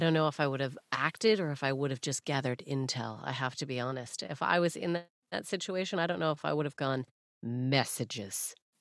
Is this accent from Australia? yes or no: no; Canada; moved away as an adult; now in Manchester, United Kingdom; as a Canadian